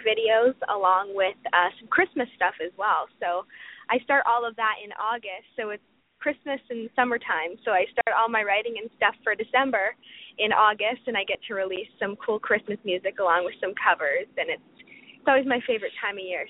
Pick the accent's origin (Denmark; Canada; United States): Canada; I'm a Canadian country singer. I'm from Canada, obviously